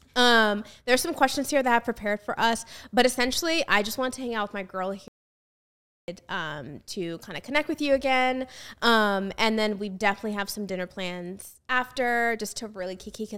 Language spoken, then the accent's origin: English; United States; me as an American